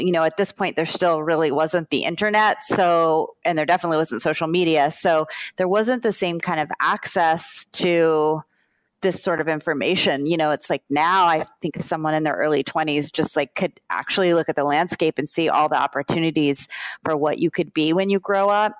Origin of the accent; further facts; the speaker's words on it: South Florida, United States; also born or lived in Brooklyn, New York; I grew up in South Florida